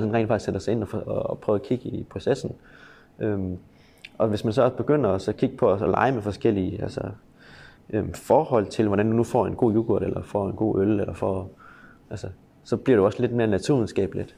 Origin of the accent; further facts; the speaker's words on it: Aarhus, Central Denmark Region, Denmark; Jeg er vokset op her i Aarhus